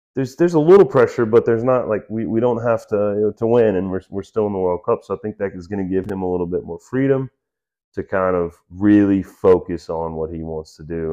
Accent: United States; as an American

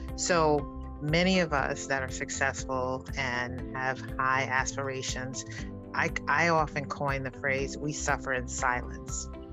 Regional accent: New York City, New York, United States; growing up in the South Bronx in Harlem

